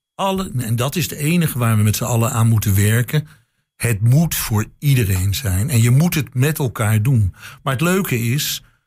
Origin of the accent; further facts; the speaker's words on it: Amsterdam, North Holland, Netherlands; now in Enschede, Netherlands; als Amsterdammer